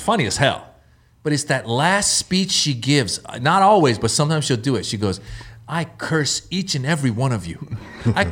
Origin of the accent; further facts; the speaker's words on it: Northern California, United States; I grew up in Northern California